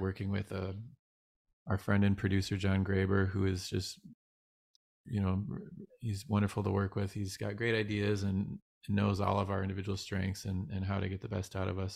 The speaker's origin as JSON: {"language": "English", "town": "Northville", "region": "Michigan", "country": "United States", "tie": "born or raised there", "moved": "yes", "lives_now": "California, United States", "said": "I grew up in a small town called Northville"}